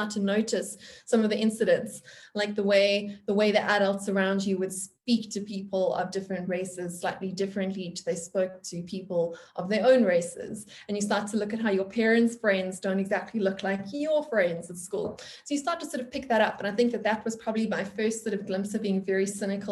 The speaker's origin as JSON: {"language": "English", "country": "South Africa", "tie": "born or raised there", "said": "I grew up in South Africa in an interesting time. So I was born in the mid-1980s."}